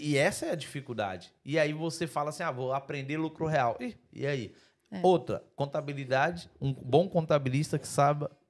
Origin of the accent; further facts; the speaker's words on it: Brazil; Eu como empresário europeu, eu sou brasileiro, mas eu, eu, é, é, eu sou mais europeu empresário do que brasileiro.